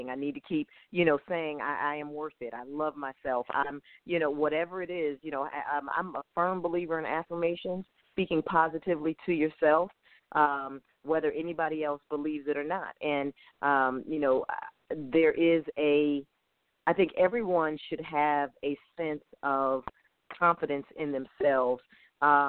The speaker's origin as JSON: {"language": "English", "town": "Hartford", "region": "Connecticut", "country": "United States", "moved": "yes", "lives_now": "Atlanta, United States", "said": "I'm from Hartford, Connecticut, and I go back home"}